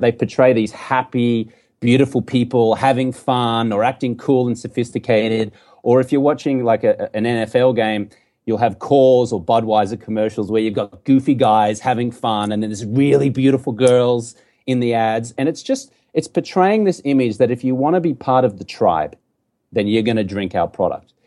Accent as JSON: {"language": "English", "town": "Brisbane", "region": "Queensland", "country": "Australia", "tie": "born or raised there", "also_born_or_lived": "London", "moved": "as an adult", "lives_now": "United States", "said": "I grew up in Brisbane, Australia. You can tell I got a funny accent here"}